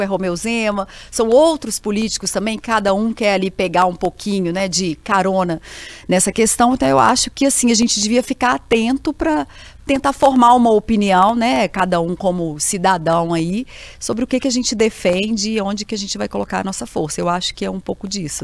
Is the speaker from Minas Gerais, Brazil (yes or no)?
yes; Minas Gerais, Brazil; nós todos, assim, enquanto mineiros